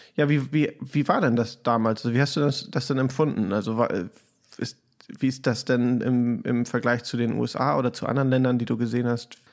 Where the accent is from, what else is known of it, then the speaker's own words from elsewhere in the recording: Hamburg, Germany; moved away as an adult; now in Chicago, United States; ich komme ursprünglich aus Hamburg, lebe jetzt aber schon eine ganze Weile hier